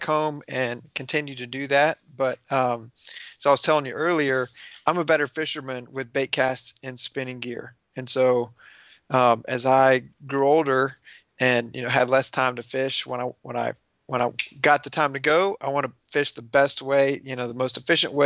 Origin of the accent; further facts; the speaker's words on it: Houston, Texas, United States; I'm born and raised in the Houston area in Texas